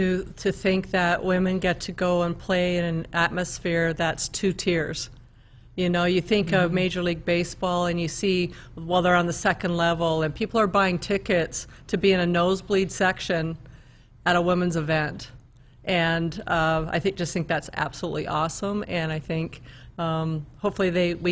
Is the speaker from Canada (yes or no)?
yes; Canada; now in United States; Well, I came from Canada, so I felt like the opportunity to even come to a university in the United States, that to me was